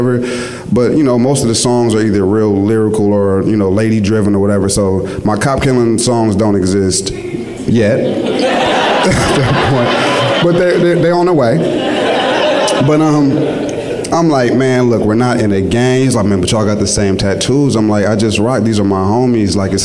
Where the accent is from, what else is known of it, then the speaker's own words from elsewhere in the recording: Richmond, California, United States; I'm from Richmond